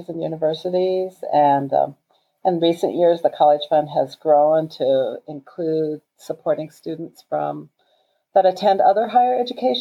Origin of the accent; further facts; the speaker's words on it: Rosebud Reservation, South Dakota, United States; I was born and raised on the Rosebud Reservation